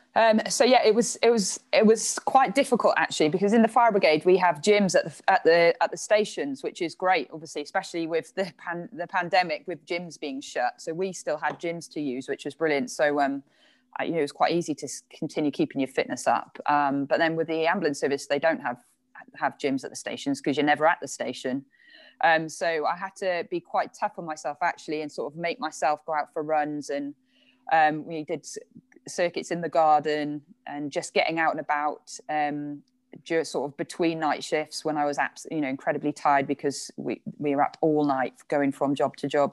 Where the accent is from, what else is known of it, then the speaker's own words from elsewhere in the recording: Ogmore-by-Sea, Wales, United Kingdom; moved away as an adult; also born or lived in Bridgend / Loughborough; now in London, United Kingdom; I lived most of the time in Ogmore by Sea, if anyone knows that. I was very lucky to be, to sort of live right by the sea and had a really lovely upbringing